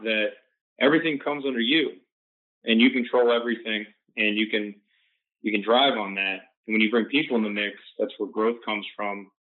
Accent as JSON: {"language": "English", "region": "Florida", "country": "United States", "tie": "born or raised there", "said": "grew up in Florida, Florida State. 561 is my hometown area code."}